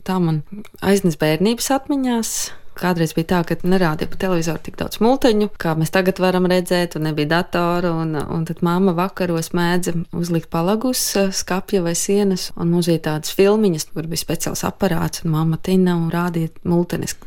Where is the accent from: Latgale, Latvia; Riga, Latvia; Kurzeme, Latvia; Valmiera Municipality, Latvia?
Latgale, Latvia; es pati nāku no Latgales.